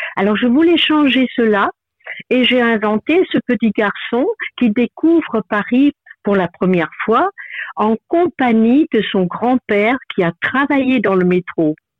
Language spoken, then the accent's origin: French; Germany; French is a second language; moved away as an adult; now in France; je venais d'un petit village euh, en Allemagne